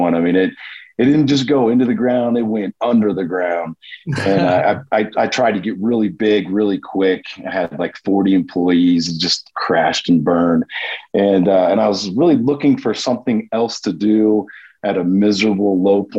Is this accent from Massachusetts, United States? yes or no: no; Kettering, Ohio, United States; also born or lived in Dayton, Ohio; I'm from Dayton, Ohio, originally Kettering.